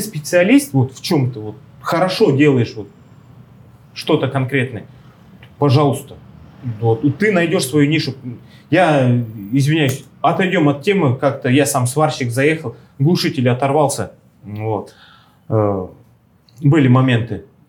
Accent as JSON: {"language": "Russian", "country": "Russia", "moved": "yes", "lives_now": "Argentina", "said": "мы же из России"}